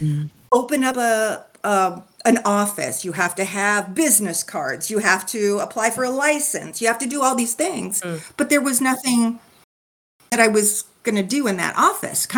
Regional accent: California, United States; I was born and raised in California

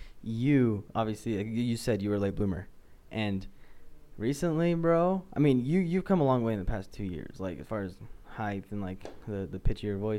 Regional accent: Mapleton, United States; me growing up in Mapleton, you know, it's like I haven't ever had to, you know, worry about the color of my skin

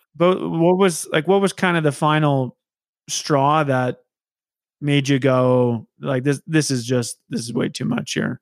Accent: Saskatoon, Saskatchewan, Canada; moved away as an adult; now in Regina, Canada; I, I moved to Regina. So I'm, I'm from Saskatoon

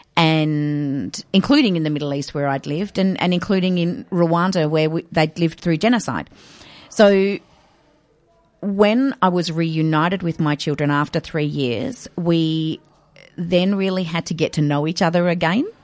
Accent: Adelaide, South Australia, Australia; moved away as an adult; also born or lived in Kenya; I was born and raised in Adelaide

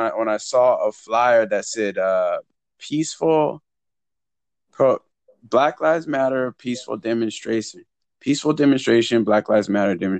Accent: Huntington Beach, California, United States; I'm from Huntington Beach. I went to school

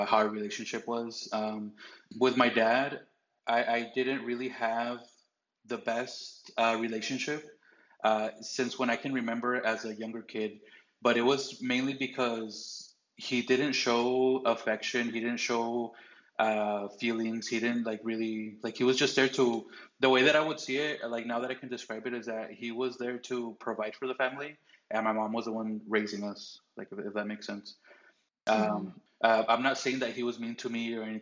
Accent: Anaheim, California, United States; now in Arizona, United States; I was born in Anaheim, California, just like most of my cousins, besides the younger ones that were born here in Arizona

